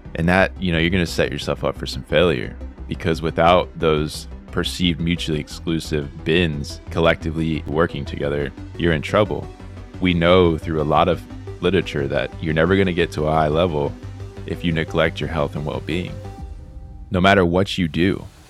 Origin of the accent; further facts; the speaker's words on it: South Florida, United States; moved away as an adult; now in Auburn, Alabama, United States; I'm originally from South Florida, David, but I'm now in Auburn, Alabama, here at Auburn University